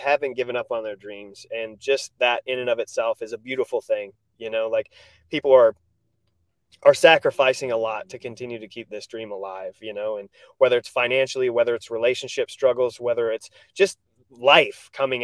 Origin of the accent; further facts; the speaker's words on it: Rudd, Iowa, United States; moved away as an adult; also born or lived in Mason City, Iowa / New York / Orange County, California / Kissimmee, Florida; I grew up in Rudd, Iowa